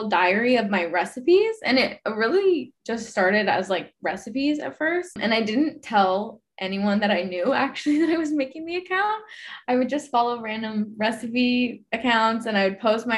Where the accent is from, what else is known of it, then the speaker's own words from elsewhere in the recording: Houston, Texas, United States; now in Austin, United States; I'm originally from Houston